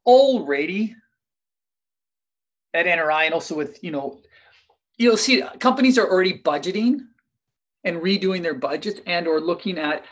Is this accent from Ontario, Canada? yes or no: no; Kamloops, British Columbia, Canada; I'm from Kamloops, based out of Kamloops here, British Columbia